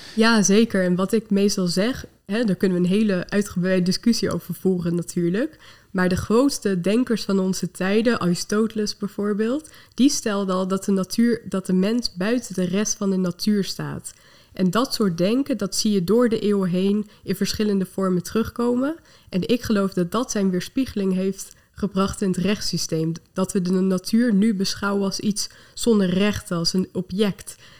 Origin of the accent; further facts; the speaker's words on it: Lelystad, Flevoland, Netherlands; ben ik ook opgegroeid in Lelystad, naast de Oostvaardersplassen.